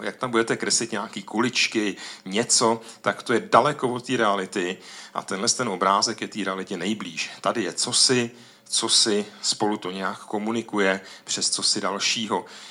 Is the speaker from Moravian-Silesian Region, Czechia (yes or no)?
yes; Ostrava, Moravian-Silesian Region, Czechia; u nás v Ostravě, tam je tolik dolů v podzemí